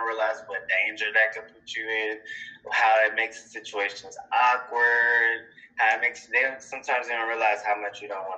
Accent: Deep South, United States; I come from the Deep South, Christian, Deep South culture, small town

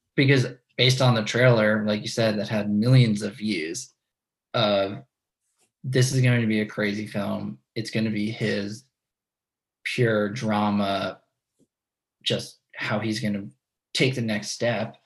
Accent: New York, United States; growing up in New York

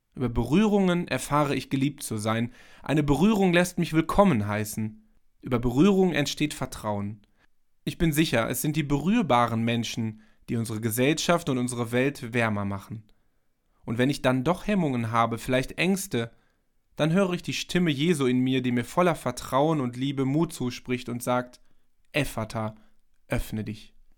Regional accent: Germany; bei uns in Deutschland

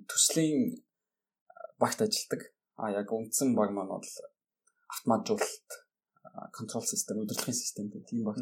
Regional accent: Erdenet, Orkhon, Mongolia; moved away as an adult; also born or lived in Tomsk, Russia; Би Эрдэнэ хотод төрж өссөн.

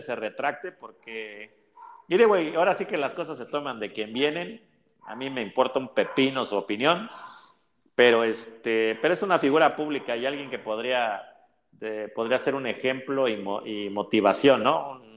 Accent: Mexico

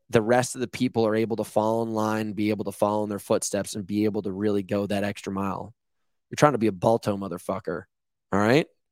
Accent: Rhode Island, United States; now in Malibu, United States; I grew up on the East Coast in Rhode Island

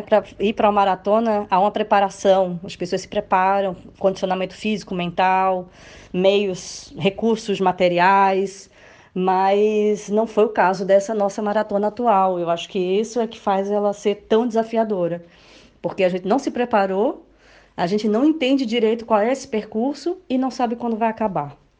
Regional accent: Recife, Pernambuco, Brazil; moved away as an adult; now in Lisbon, Portugal; Moro aqui em Portugal há cinco anos e sou do Recife

